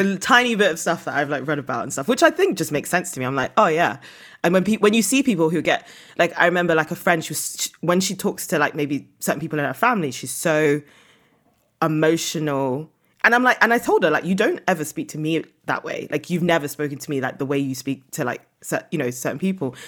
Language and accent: English; United Kingdom; moved away as an adult; also born or lived in Nigeria (ancestry); now in Lisbon, Portugal; I'm British. I managed to, like, move to Europe post-Brexit